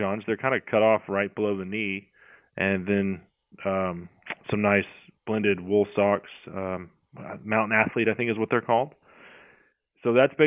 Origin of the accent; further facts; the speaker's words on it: Texas, United States; as a Texan, you know, I've been cold before